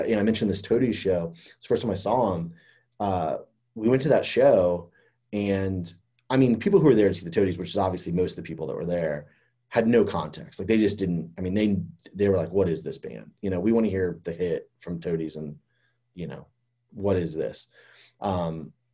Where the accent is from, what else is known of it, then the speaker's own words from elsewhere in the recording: Fort Myers, Florida, United States; I grew up in Florida too